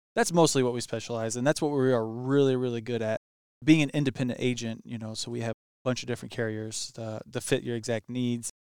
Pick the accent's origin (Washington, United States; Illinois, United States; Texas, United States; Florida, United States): Illinois, United States; Highland; I grew up actually here in Highland